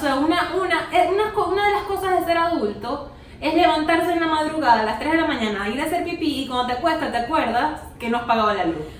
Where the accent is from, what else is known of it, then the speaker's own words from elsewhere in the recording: Venezuela; moved away; en qué país naciste y puse Venezuela